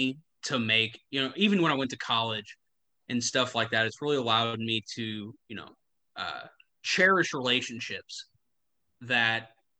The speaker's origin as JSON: {"language": "English", "region": "Indiana", "country": "United States", "also_born_or_lived": "Kentucky", "moved": "yes", "lives_now": "Atlanta, United States", "said": "this kid from Indiana"}